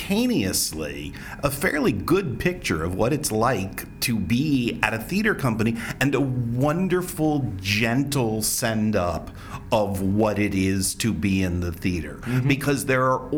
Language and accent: English; United States; an American